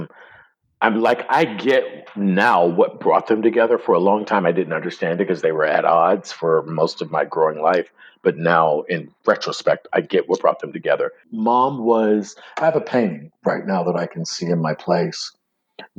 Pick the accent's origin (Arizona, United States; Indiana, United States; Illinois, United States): Illinois, United States; Chicago; moved away as an adult; now in Los Angeles, United States; me coming from the south side of Chicago